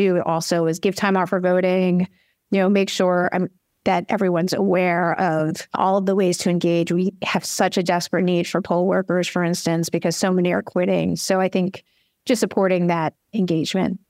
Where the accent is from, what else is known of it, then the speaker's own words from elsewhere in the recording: New York, United States; I'm a New Yorker